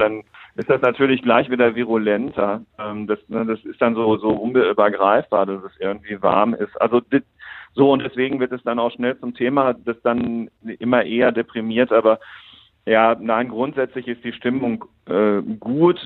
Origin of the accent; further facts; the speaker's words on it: Germany; wir in Deutschland